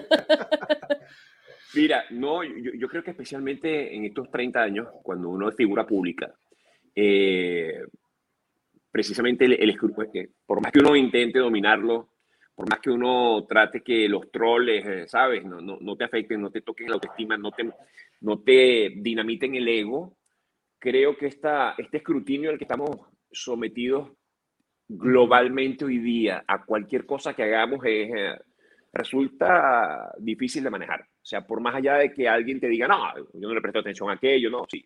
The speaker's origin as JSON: {"language": "Spanish", "country": "Venezuela", "moved": "as an adult", "lives_now": "United States"}